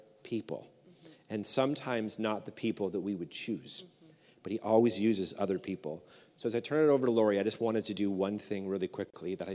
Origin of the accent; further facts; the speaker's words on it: Canada; we're Canadian